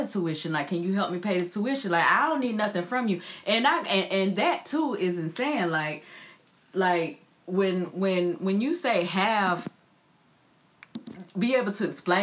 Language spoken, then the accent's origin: English; High Point, North Carolina, United States; moved away as an adult; now in California, United States; I'm from the South, you know, I'm from High Point